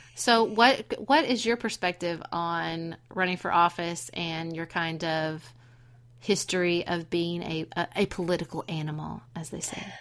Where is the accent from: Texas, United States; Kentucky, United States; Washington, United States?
Kentucky, United States; Paducah; my hometown of Paducah, Kentucky